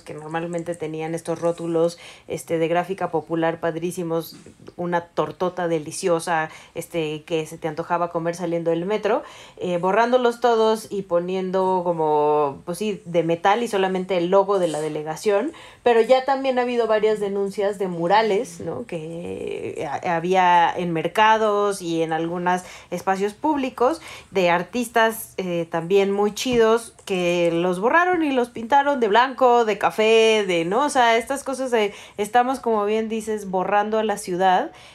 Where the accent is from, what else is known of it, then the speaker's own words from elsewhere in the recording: Mexico City, Mexico; yo soy de Coyoacán